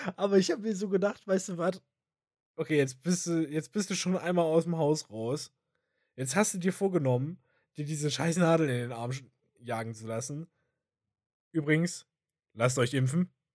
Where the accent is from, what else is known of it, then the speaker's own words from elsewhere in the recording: Thuringia, Germany; bei uns in Thüringen